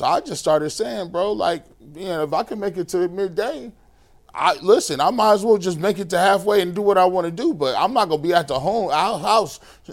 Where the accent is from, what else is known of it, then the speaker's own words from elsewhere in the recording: Canton, Ohio, United States; I'm from Canton